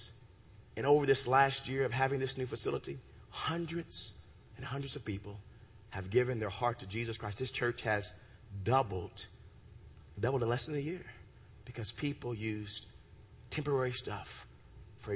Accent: United States; I'm a country boy. I'm from Ewoka.

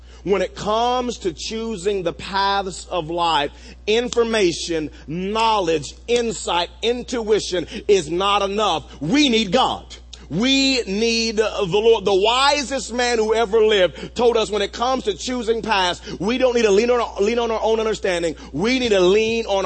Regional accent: Wewoka, Oklahoma, United States; When I was a senior in high school growing up in Wewoka, Oklahoma

